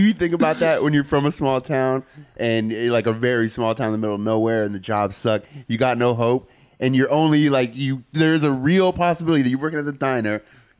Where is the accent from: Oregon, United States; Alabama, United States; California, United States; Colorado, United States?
California, United States; San Francisco; I grew up in San Francisco.